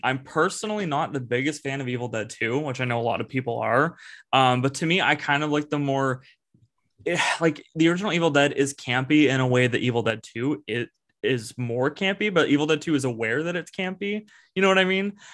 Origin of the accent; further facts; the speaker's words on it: a town near Toronto, Ontario, Canada; Evan and I are from uh, a town kind of near Toronto, like we're from Canada